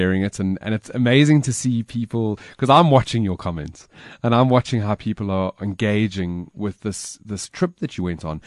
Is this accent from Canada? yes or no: no; South Africa; I was born in Africa, and Africa is in me